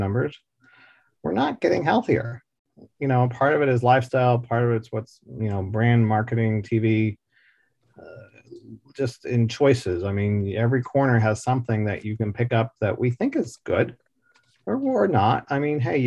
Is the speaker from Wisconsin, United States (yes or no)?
no; Dallas, Texas, United States; I grew up here in Dallas, Texas